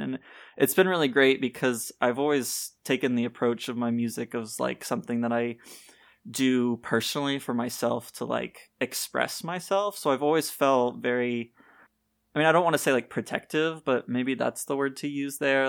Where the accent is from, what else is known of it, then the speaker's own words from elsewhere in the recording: Tennessee, United States; moved away as an adult; also born or lived in Nashville; now in Florida, United States; I grew up in Tennessee, so, like, a lot of my life is there.